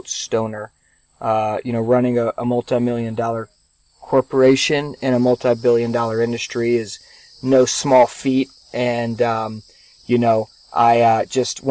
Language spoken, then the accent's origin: English; Charleston, South Carolina, United States; born and raised in Charleston, South Carolina